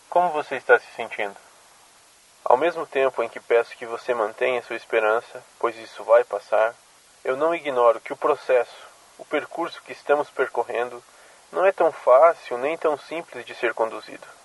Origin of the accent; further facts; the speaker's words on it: São Paulo, Brazil; sou de São Paulo e também faço parte da Resistência.